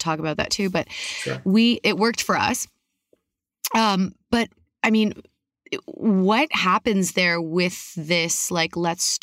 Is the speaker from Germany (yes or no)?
no; Canada; now in United States; I'm in the States right now. I am Canadian though, by like birth